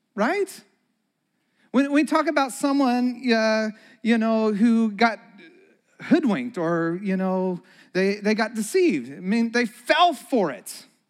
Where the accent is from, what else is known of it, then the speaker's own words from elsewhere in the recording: Santa Cruz, California, United States; moved away; also born or lived in Chicago; We grew up in Santa Cruz.